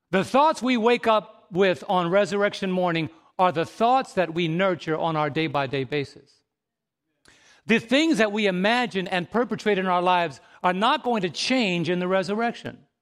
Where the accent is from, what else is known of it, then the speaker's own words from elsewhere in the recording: New York City, New York, United States; growing up in New York City